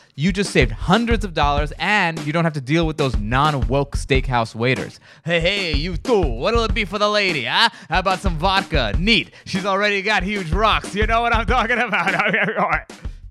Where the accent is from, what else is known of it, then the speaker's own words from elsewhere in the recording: New York, United States; I'm from New York